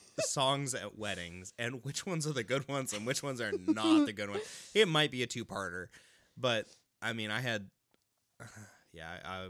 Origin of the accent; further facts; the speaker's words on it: Pacific Northwest, United States; So I grew up in the Pacific Northwest